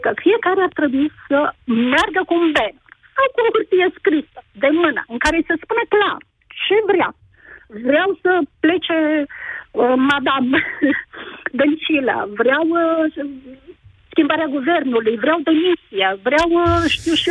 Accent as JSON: {"language": "Romanian", "town": "Brașov", "region": "Brașov County", "country": "Romania", "said": "sunt din Brașov și am fost de zeci de ori în stradă"}